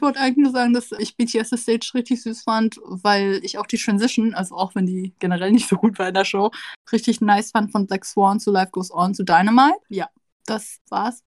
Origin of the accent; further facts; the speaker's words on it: Vietnam; als Vietnamese